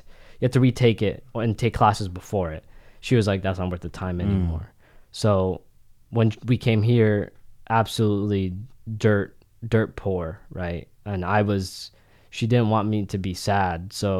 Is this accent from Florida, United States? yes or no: yes; Florida, United States; also born or lived in Philadelphia / Philippines; So I grew up there from infancy to 3 years old. And then we came back and we moved to Florida.